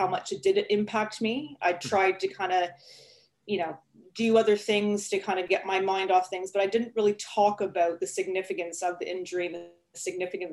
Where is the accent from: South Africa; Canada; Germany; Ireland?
Canada; Toronto, Ontario; moved away as an adult; now in United Kingdom; I'm not originally from the UK, obviously. I'm from Toronto, Canada, and I moved over to the UK about 8 years ago